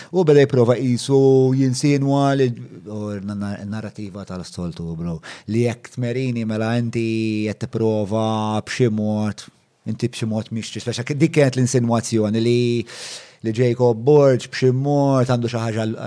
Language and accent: Maltese; Malta; l-identità tagħna bħala Maltin